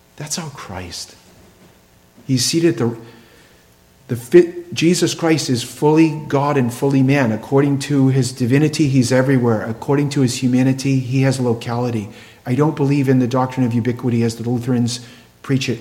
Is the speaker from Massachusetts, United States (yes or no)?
yes; Plymouth, Massachusetts, United States; the land of my birth